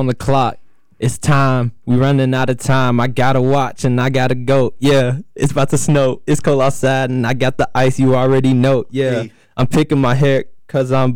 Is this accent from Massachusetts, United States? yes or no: no; Frisco, Texas, United States; now in Urbana, United States; I'm from Texas. Frisco, Texas